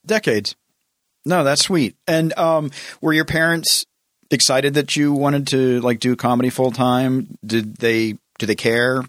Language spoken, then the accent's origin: English; the South, United States; I grew up in the South, so everybody, you have to go, you have to go to church.